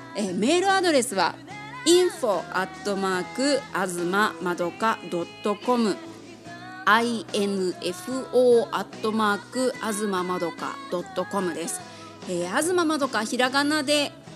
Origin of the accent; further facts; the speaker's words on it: Kobe, Hyogo, Japan; also born or lived in Kametsu, Tokunoshima, Kagoshima; now in Tokyo, Japan; 私亀津出身と言いましたが実は幼稚園までしかいなくてそこから神戸で育ちました